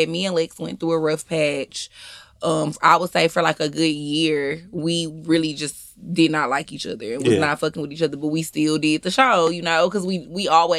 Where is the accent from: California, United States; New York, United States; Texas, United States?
Texas, United States; Houston; moved away as an adult; now in Atlanta, United States; I am from Houston, Texas. I've been living in Atlanta for going on 5 years this year.